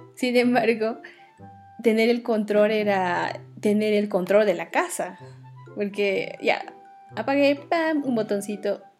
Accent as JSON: {"language": "Spanish", "region": "Oruro", "country": "Bolivia", "tie": "born or raised there", "said": "en la ciudad de Oruro, donde yo nací, donde crecí"}